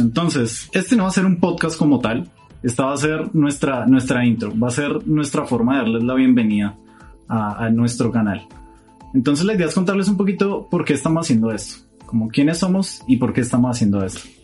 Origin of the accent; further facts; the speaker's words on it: Bogotá, Colombia; Somos de Bogotá, Colombia.